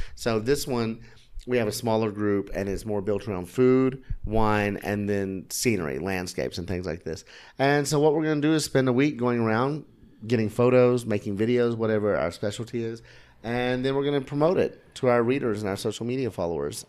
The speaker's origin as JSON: {"language": "English", "country": "United States", "said": "being an American"}